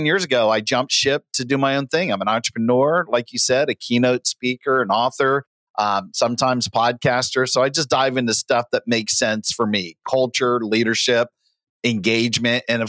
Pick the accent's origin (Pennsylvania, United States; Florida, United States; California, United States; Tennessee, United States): Florida, United States; Central; I'm from Central Florida, so I actually worked at a gator farm